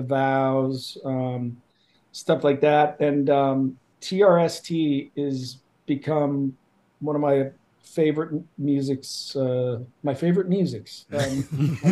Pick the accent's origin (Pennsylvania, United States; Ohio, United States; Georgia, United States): Ohio, United States; I'm from Ohio